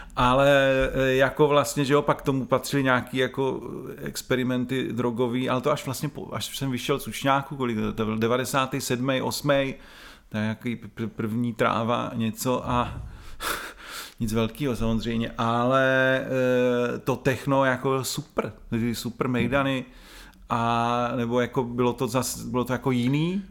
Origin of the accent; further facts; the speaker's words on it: Brno, South Moravian Region, Czechia; Já jsem rodilej Brňák